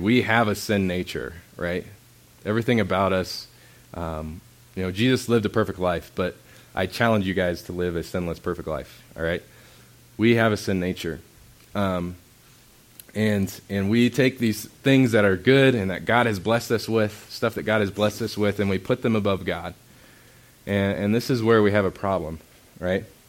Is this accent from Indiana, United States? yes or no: yes; Indiana, United States; moved away; I grew up in Indiana, so you look at creation and all you see is sky because everything's flat.